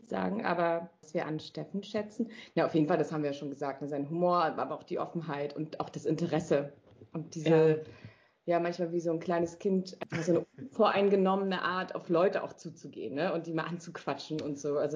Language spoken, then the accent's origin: German; North Rhine-Westphalia, Germany; Na du, ich bin ja auf dem Dorf eigentlich groß geworden, im Sauerland.